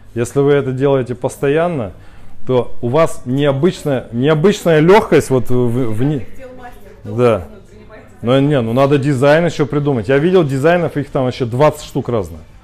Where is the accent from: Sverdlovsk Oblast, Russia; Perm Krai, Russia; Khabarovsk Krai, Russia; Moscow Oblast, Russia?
Khabarovsk Krai, Russia; Khabarovsk; Я сам из Хабаровска